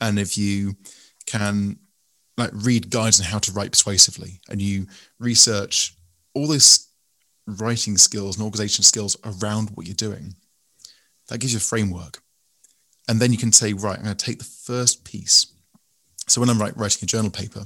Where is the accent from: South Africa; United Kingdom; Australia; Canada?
United Kingdom; England; you can tell from my voice I'm English